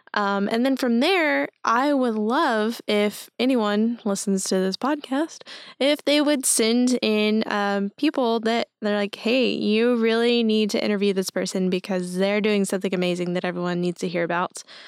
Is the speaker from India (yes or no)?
no; Henderson, Texas, United States; also born or lived in Tyler, Texas; I'm from East Texas, um, from Henderson specifically